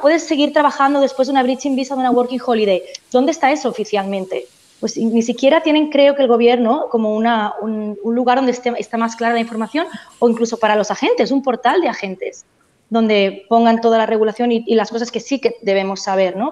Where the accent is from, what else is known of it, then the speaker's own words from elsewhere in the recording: Barcelona, Catalonia, Spain; moved away as an adult; also born or lived in Melbourne, Australia; now in Australia; yo soy de, soy de Barcelona, de España, y llegué hace siete años a Australia